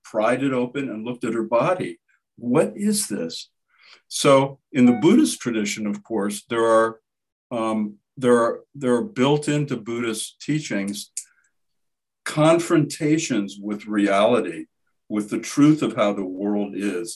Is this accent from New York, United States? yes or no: no; Midwestern Ohio, United States; my growing up in Midwestern Ohio